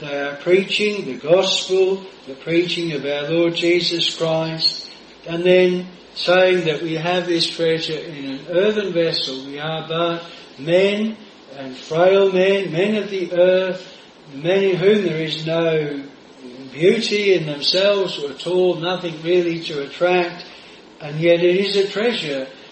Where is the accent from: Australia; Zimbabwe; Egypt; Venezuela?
Australia; moved away; over in Australia. I used to uh, go on the Saturday and went back to my hometown, which we were brought up 10 miles from where I was then living